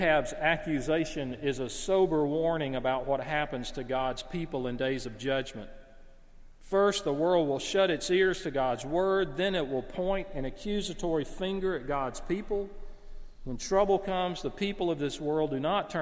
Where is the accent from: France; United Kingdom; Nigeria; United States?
United States; the South; As a Southerner